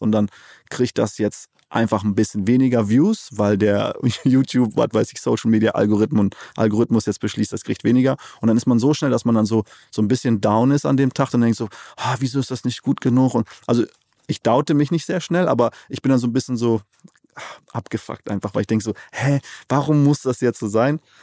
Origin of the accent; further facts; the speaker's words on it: Namibia; moved away as an adult; now in Cologne, Germany; Namibia, da wo ich geboren bin, aufgewachsen bin